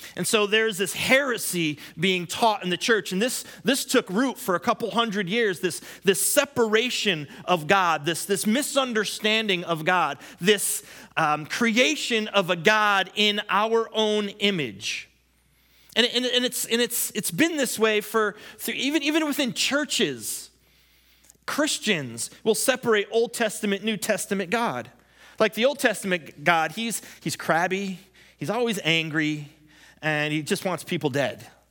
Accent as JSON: {"language": "English", "country": "United States", "said": "I'm an American"}